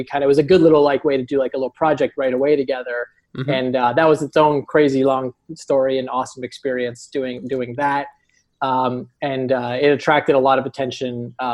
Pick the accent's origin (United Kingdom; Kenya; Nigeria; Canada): Canada; also born or lived in Toronto area; We're both in the Toronto area. We're both Canadian.